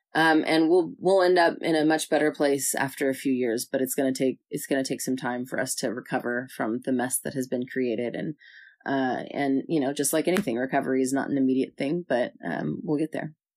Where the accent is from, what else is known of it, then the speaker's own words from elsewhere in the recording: Southern California, United States; moved away; I'm from Southern California